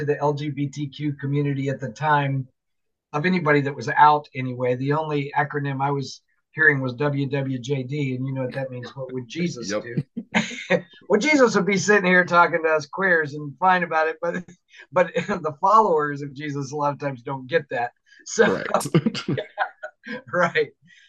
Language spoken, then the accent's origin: English; Florida, United States; now in Seattle, United States; I'm originally from Florida